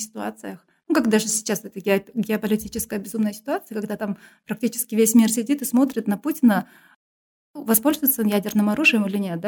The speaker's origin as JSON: {"language": "Russian", "country": "Kyrgyzstan", "also_born_or_lived": "England", "said": "я там, городская кыргызка, которая училась в русскоязычной школе"}